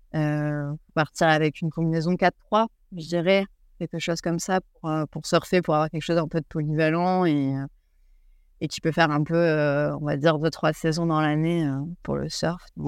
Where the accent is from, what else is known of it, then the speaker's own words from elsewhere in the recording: France; moved away as an adult; now in New Zealand; en tant que française